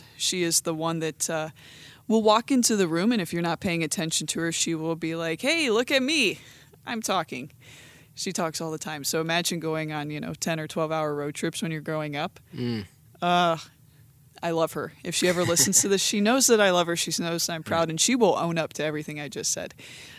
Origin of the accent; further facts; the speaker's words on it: Canton, Ohio, United States; Anyways, but I'm from the Canton, Ohio area